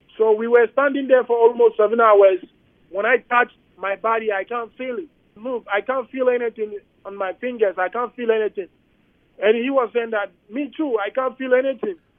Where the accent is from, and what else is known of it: Accra, Greater Accra, Ghana; English is a second language; also born or lived in United States; now in Winnipeg, Canada